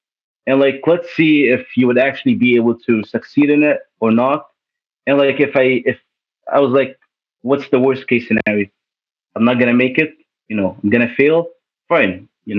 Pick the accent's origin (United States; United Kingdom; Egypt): Egypt; also born or lived in Toronto / Saudi Arabia; now in Canada; I was born in Toronto. Then my parents decided to go to Saudi, then to Egypt. My parents are Egyptian. My grandma is half Palestinian, half Lebanese. Then after living in Egypt for 12 years, then I came back for school, came back to Canada